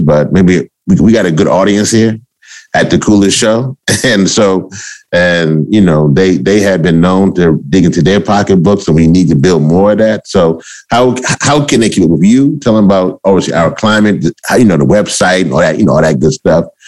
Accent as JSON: {"language": "English", "region": "Louisiana", "country": "United States", "said": "I'm also from Louisiana"}